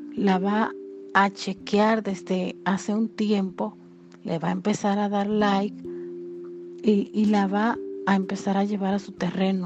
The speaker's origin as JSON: {"language": "Spanish", "country": "Dominican Republic", "said": "aquí en mi país, República Dominicana"}